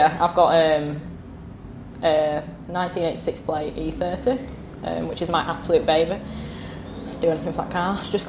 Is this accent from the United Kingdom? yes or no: yes; York, Yorkshire and the Humber, United Kingdom; I'm from York.